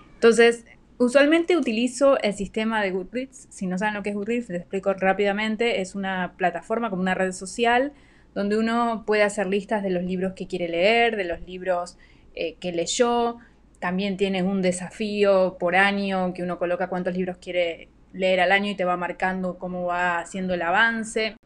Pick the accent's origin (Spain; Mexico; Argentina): Argentina; now in Panama; soy oriunda de Argentina, pero vivo en Panamá